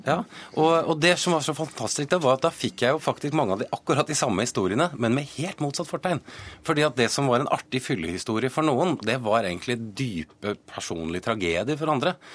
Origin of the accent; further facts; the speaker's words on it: Northern Norway, Norway; moved away; also born or lived in Vålerenga, Oslo; jeg har vokst opp utenby, jeg har vokst opp i Nord-Norge